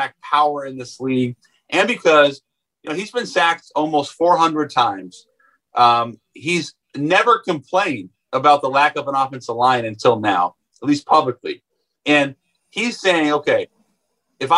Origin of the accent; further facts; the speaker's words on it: Seattle, Washington, United States; growing up in Seattle